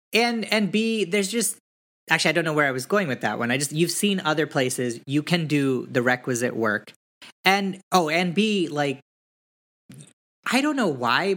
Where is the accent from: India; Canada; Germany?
India; We're Hindus. We're Indian. Like, some of us practice a little bit more than other ones practice.